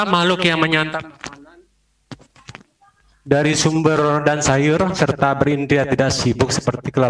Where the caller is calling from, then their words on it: Tangerang, Banten, Indonesia; Saya dari Tangerang Bante.